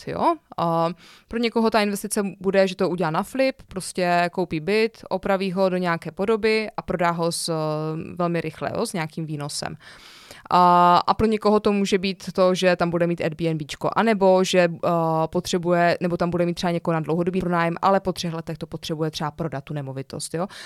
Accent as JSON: {"language": "Czech", "country": "Czechia"}